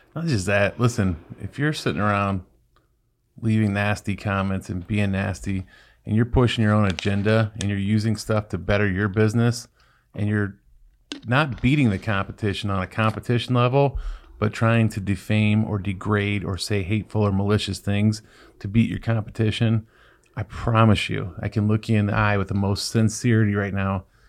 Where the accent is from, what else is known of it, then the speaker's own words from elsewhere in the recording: Ohio, United States; I'm from Ohio.